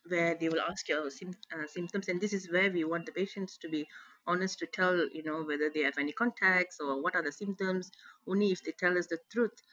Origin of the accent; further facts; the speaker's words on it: Malaysia; as a Malaysian